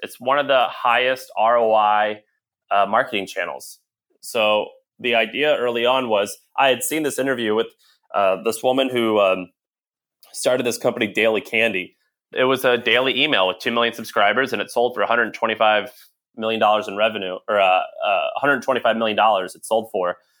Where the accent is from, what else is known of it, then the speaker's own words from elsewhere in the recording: St. Louis, Missouri, United States; moved away as an adult; also born or lived in Nashville, Tennessee; I'm from Saint Louis, Missouri